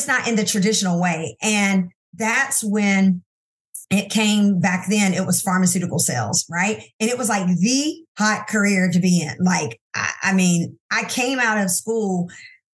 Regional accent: Anderson, South Carolina, United States; also born or lived in Silver Spring, Maryland; we moved to South Carolina so that I could be raised around

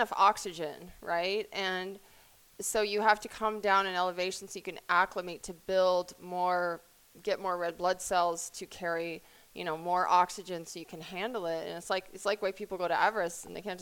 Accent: Colorado, United States; I was born in Colorado

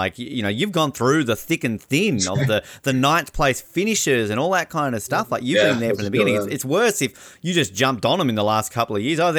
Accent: Australia

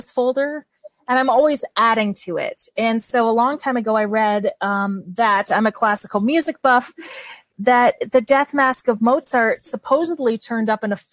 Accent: Canada; accent: Canadian; my Canadian accent

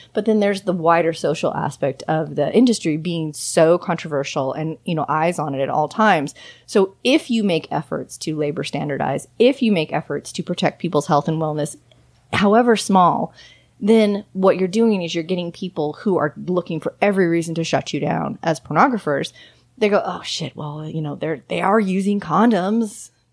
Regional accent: Los Angeles, California, United States; moved away as an adult; also born or lived in Austin, Texas; I'm from Southern California, from the Los Angeles area

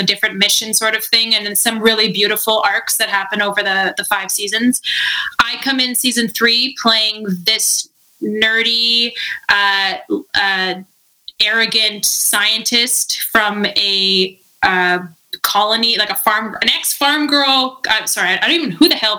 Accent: Vancouver, British Columbia, Canada; I'm from BC. I'm from Vancouver. I grew up, like, for 4 months out of the year on an island in the middle of the ocean.

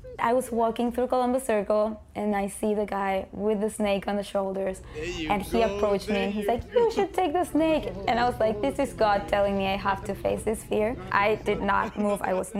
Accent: Venezuela; moved away; I grew up in Venezuela

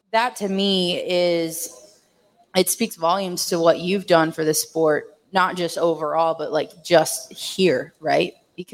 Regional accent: Tennessee, United States; now in Nebraska, United States; I moved here from Tennessee.

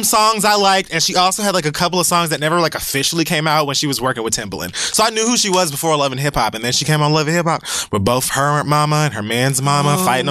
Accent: Miami, Florida, United States; being from Miami, witnessing all that shit going on firsthand.

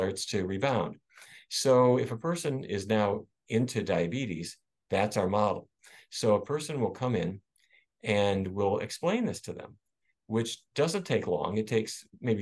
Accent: Fargo, North Dakota, United States; growing up in Fargo, North Dakota

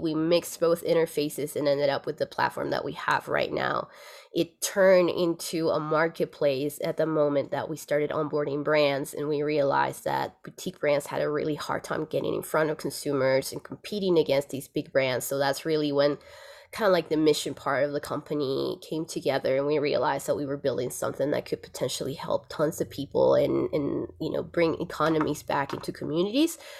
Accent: Lima, Peru; moved away as an adult; now in Aspen, United States; I'm originally from Lima, Peru

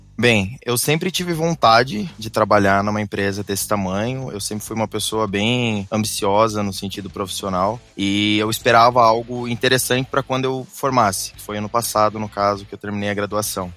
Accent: Paraná, Brazil; moved away as an adult; now in Petrolina, Brazil; eu sou do Paraná, mas hoje estou morando aqui em Petrolina, no Pernambuco

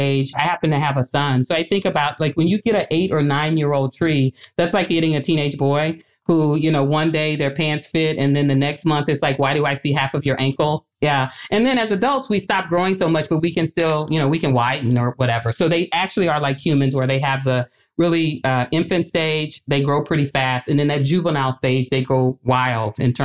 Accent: Arkansas, United States; moved away as an adult; now in Grinnell, United States; I'm from the South too. I'm originally from Arkansas

